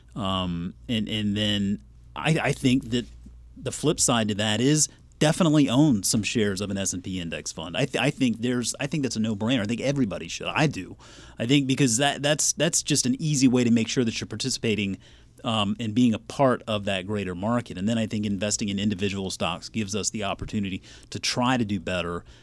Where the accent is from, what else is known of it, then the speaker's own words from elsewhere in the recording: Charleston, South Carolina, United States; moved away; also born or lived in Georgia; My birth certificate clearly says I was born and raised in Charleston, South Carolina